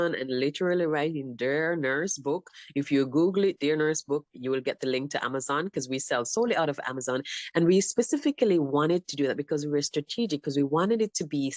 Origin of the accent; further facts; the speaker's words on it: Jamaica; moved away as an adult; also born or lived in Arizona; now in United States; So I was born in Jamaica.